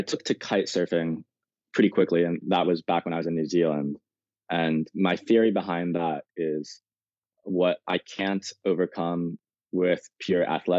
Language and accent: English; Malibu, California, United States; I'm originally from Malibu, born, raised there